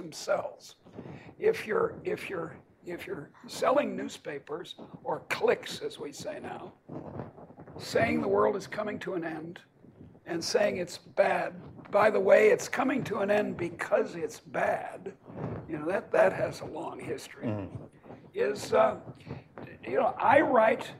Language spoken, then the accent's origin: English; Boston, Massachusetts, United States; moved away; also born or lived in Iowa; I come from Boston, and we have our own little ideology.